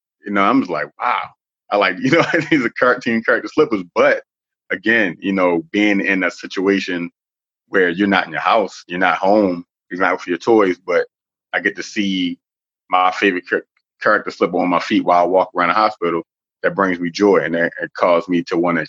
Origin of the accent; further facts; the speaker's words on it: Baltimore, Maryland, United States; also born or lived in New York; growing up in Baltimore City